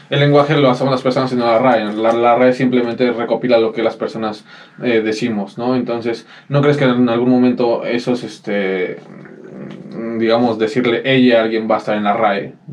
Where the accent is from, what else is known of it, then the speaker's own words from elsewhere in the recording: Ecatepec, State of Mexico, Mexico; nosotros vivimos en Ecatepec, somos Ecatepec, nosotros somos tu vecino incómodo, y todos somos de Catepec